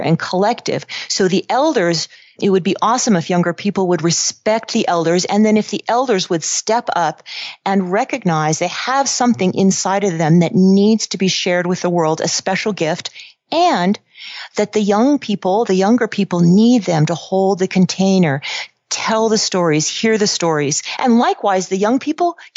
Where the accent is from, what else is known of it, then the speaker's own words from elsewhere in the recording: Silicon Valley, California, United States; also born or lived in Los Angeles; I grew up in Silicon Valley.